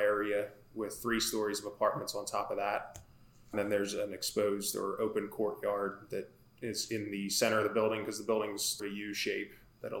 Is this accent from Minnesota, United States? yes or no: no; Philadelphia, Pennsylvania, United States; Born and raised in the Philadelphia area.